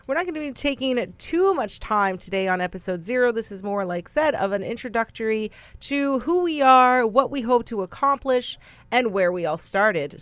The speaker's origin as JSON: {"language": "English", "area": "Brokenhead Ojibway Nation", "region": "Manitoba", "country": "Canada", "said": "I am from Brokenhead, Ojibwe Nation, in Treaty One territory, which is about half an hour outside of Winnipeg, Manitoba"}